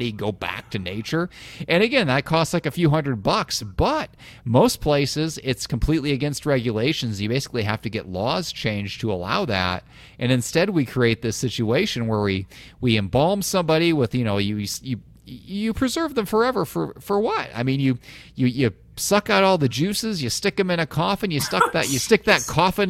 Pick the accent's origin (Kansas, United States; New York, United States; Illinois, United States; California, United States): Illinois, United States; also born or lived in Iowa; I grew up in Illinois, and we were evenly split between, like, Cardinals country and Cubs country